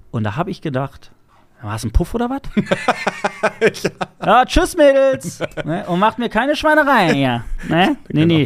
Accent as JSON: {"language": "German", "town": "Bottrop", "region": "North Rhine-Westphalia", "country": "Germany", "tie": "born or raised there", "said": "Schon also immer hier ge geboren."}